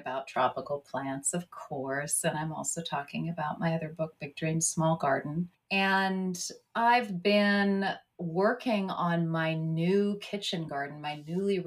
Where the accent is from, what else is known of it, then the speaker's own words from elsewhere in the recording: California, United States; moved away as an adult; also born or lived in United Kingdom / Mid-Atlantic United States; we grew up in the mountains of California, so a lot of snow, but a lot of evergreens